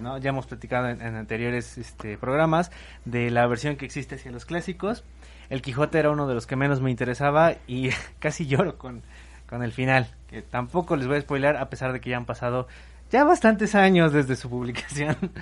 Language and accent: Spanish; Mexico; nosotros somos de México